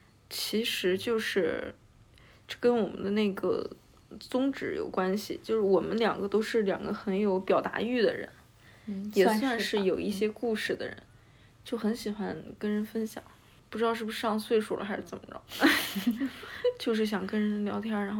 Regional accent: Hebei, China; now in Beijing, China; 我是北方人，河北人

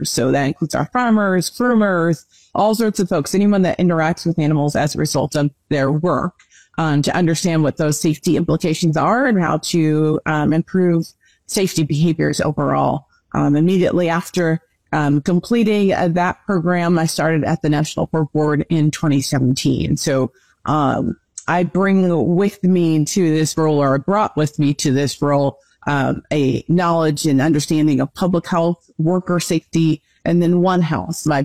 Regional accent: New Jersey, United States; I am originally from New Jersey, born and raised, and I now reside in South Jersey, not the town I grew up in, but um, I made my way back home

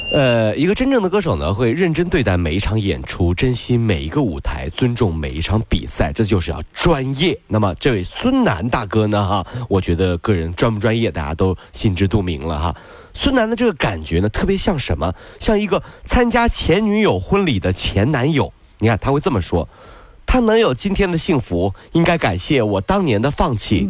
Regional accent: China; 还是有很多人喜欢我们中国人的

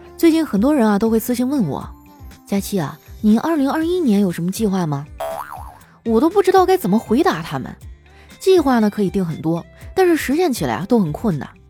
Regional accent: Northeast China, China; 我们东北人都这样儿，就是莫名地乐观

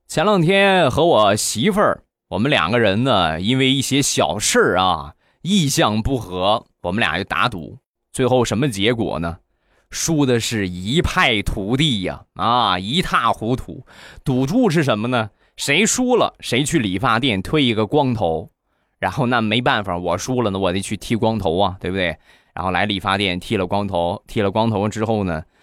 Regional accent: Rizhao, Shandong, China; 还有我们家乡特产日照绿茶也有

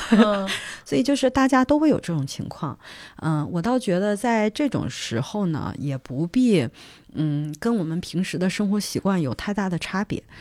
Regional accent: China; moved away as an adult; also born or lived in United States

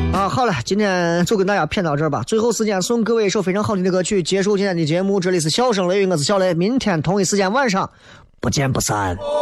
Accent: Xi'an, Shaanxi, China; 我从来没有以为我是一个西安人而自卑过

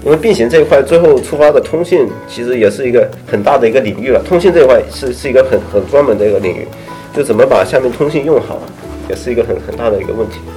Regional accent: southern China, China; 我是南方人嘛，但是我口味好像比较杂

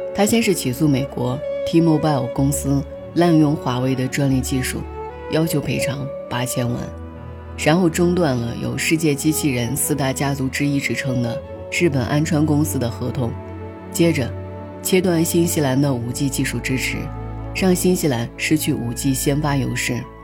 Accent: China; 我们国家

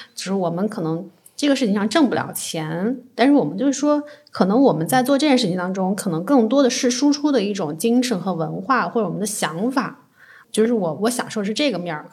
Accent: Chengdu, Sichuan, China; moved away as an adult; also born or lived in Shanghai / Tianjin; now in Beijing, China; 我是四川人，四川性格也很直接

